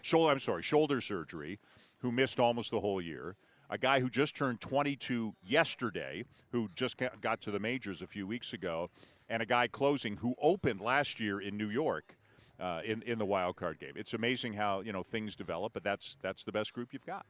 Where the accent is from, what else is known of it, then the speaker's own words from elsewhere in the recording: Toronto, Ontario, Canada; I'm from Toronto